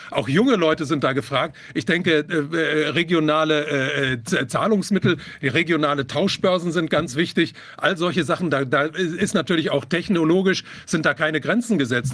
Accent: Germany; hier bei uns in Deutschland

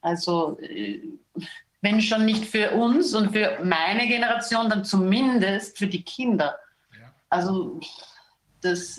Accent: Austria; bei uns in Österreich

